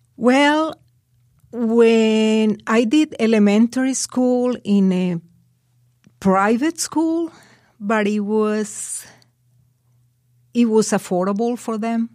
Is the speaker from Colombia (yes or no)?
yes; Colombia; English is a second language; moved away as an adult; now in United States; The first time I traveled out of Colombia was when I came here.